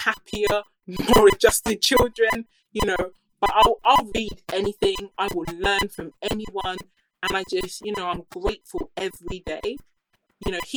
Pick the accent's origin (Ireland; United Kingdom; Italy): United Kingdom; I grew up here in the UK